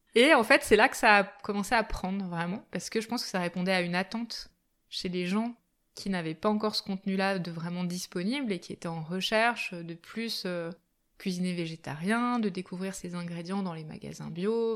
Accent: Albertville, Auvergne-Rhône-Alpes, France; also born or lived in Japan; now in Grenoble, France; J'ai grandi en Savoie, du côté d'Albertville. Euh, voilà, jusqu'à jusqu'à mes 20 ans à peu près.

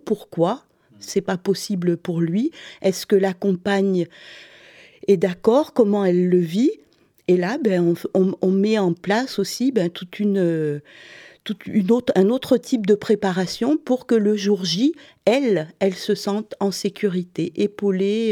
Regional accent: Montpellier, Occitania, France; moved away as an adult; also born or lived in Sweden; now in Stockholm, Sweden; je viens du sud, de Montpellier

